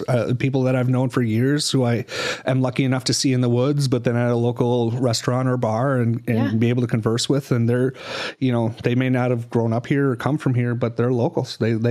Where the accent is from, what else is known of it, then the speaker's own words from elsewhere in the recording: Minnesota, United States; I grew up in Minnesota.